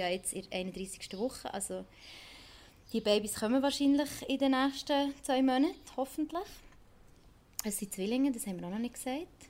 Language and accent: German; Bern, Switzerland; now in Basel, Switzerland; ursprünglich Bernerin